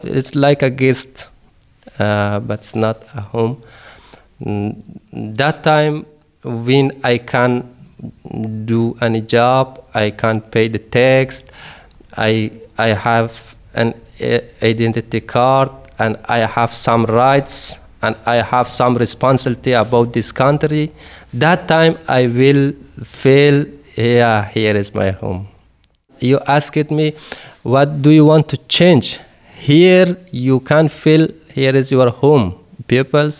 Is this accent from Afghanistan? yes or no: yes; Afghanistan; first language Dari; English is a second language; moved away as an adult; I'm from Afghanistan, In Red Cross living more than ten guys from Afghanistan, but all that guys speak Pashto, but my native language is Dari.